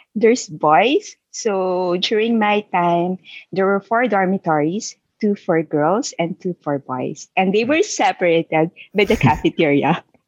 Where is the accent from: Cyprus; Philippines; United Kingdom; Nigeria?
Philippines; Isabela, Cagayan Valley; moved away as an adult; also born or lived in Manila, Philippines; now in Vancouver, Canada; I was born and raised in Isabela, which is one of the provinces in northern Philippines. When I was 12 years old, I moved by myself to Manila to study